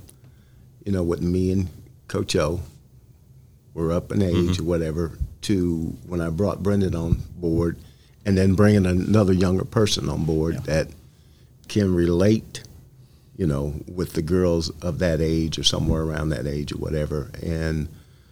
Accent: Covington, Kentucky, United States; we played it all in the projects in Covington.

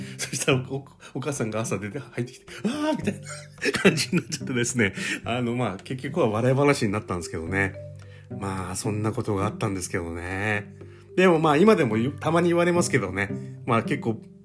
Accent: Hokkaido, Japan; moved away; 実家に帰りたいなと思ってます。北海道

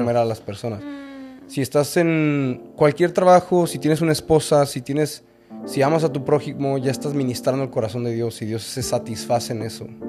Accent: León, Guanajuato, Mexico; now in Mazatlán, Mexico; Yo soy de México, nacido en León, Guanajuato, y criado en León, Guanajuato

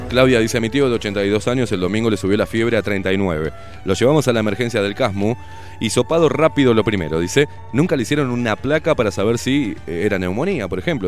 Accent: Argentina; also born or lived in Uruguay; Me crié en Argentina, pero nací en Uruguay

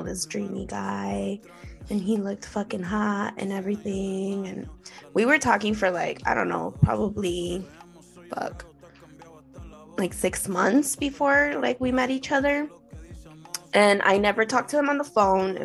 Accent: Los Angeles, California, United States; growing up in East

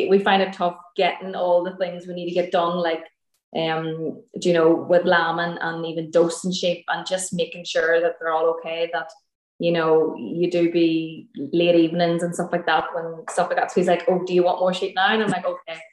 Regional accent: Armagh, Northern Ireland, United Kingdom; now in Derry, United Kingdom; In Armagh, so that's in, like, the north of Ireland. So I'm originally from Armagh, and then we're living in Derry.

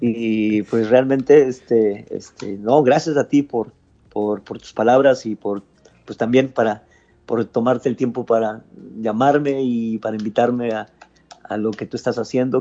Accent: Matamoros, Tamaulipas, Mexico; also born or lived in Mexico City / Hidalgo (parents' origin); después ya me vine a Matamoros

